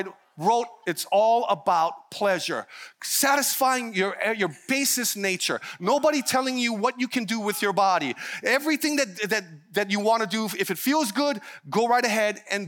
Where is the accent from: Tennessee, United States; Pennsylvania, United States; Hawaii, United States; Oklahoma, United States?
Hawaii, United States; being part Hawaiian, Filipino, all the way out in the middle of Hawaii